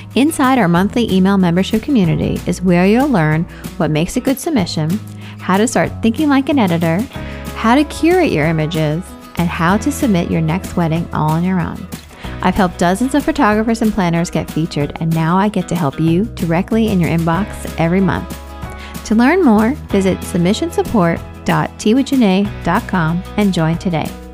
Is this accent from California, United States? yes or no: no; New York, United States; I'm from here. I was born here